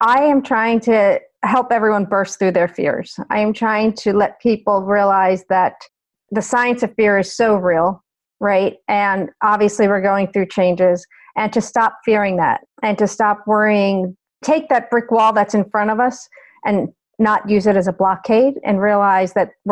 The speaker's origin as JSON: {"language": "English", "region": "New York", "country": "United States", "tie": "born or raised there", "also_born_or_lived": "Ohio", "moved": "as an adult", "said": "I grew up in New York, went to college in Ohio."}